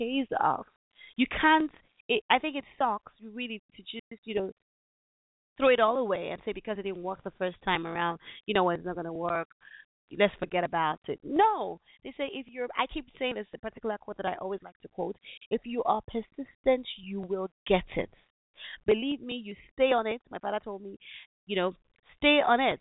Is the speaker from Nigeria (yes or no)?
yes; Nigeria; my home country